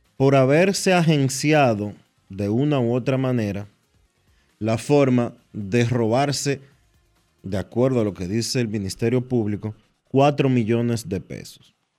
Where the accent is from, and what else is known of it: Dominican Republic